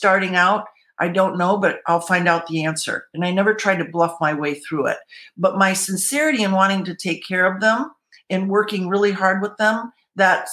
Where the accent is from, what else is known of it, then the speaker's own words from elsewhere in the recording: Michigan, United States; moved away as an adult; also born or lived in Colorado; now in California, United States; I'm originally from Michigan, then moved to Colorado